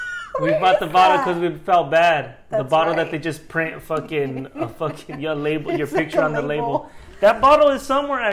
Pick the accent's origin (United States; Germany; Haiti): Haiti; like, where the, who the fuck, I'm from Haiti.